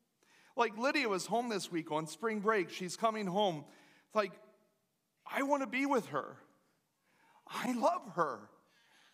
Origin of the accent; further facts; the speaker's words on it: Lancaster County area, Pennsylvania, United States; moved away as an adult; also born or lived in Baltimore; where I'm from